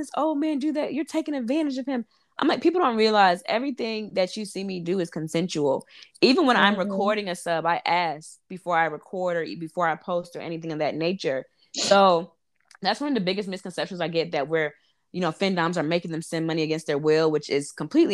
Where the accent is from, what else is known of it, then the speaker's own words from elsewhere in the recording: North Carolina, United States; moved away as an adult; also born or lived in Harlem, New York / Brooklyn, New York; now in New York City, United States; I'm from North Carolina, born and raised, lived there 23 years